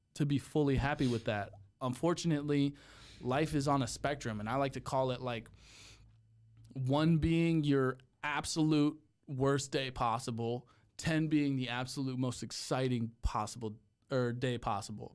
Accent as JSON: {"language": "English", "town": "Cleveland", "region": "Ohio", "country": "United States", "also_born_or_lived": "Texas", "moved": "as an adult", "said": "I'm from, I'm from Cleveland. So, Cleveland area"}